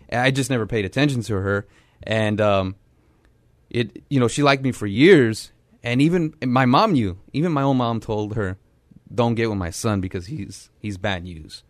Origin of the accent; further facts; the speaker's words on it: San Antonio, Texas, United States; growing up on the South Side, um, grew up very poor